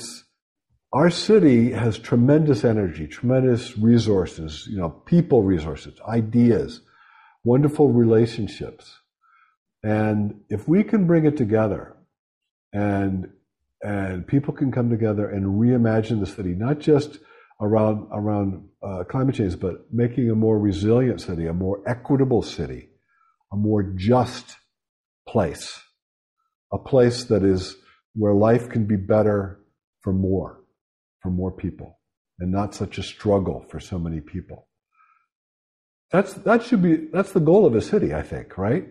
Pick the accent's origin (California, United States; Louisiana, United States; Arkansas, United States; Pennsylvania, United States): Pennsylvania, United States; Pittsburgh; moved away; I'm from Western Pennsylvania, shot and beer town. Pittsburgh.